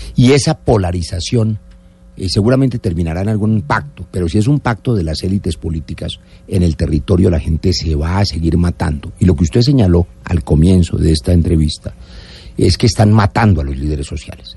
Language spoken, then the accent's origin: Spanish; Colombia